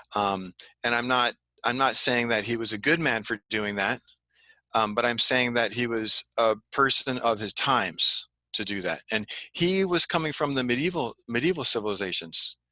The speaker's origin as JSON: {"language": "English", "town": "Santa Ana", "region": "California", "country": "United States", "tie": "born or raised there", "also_born_or_lived": "Europe", "said": "when I was a kid growing up in Santa Ana"}